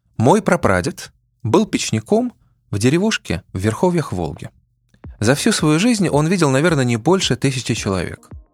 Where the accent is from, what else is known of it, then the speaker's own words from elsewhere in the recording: Saint Petersburg, Russia; Я, кстати, вырос в Петербурге в доме типа «Корабль»